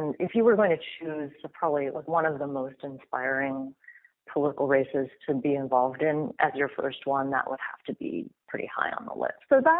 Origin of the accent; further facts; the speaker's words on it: Red Wing, Minnesota, United States; moved away as an adult; also born or lived in Washington, D.C. / New Haven, Connecticut; I actually grew up in Minnesota, in a small town called Red Wing, outside of the Twin Cities, that sometimes people have heard of because they make Red Wing shoes there, which are mostly kind of work boots.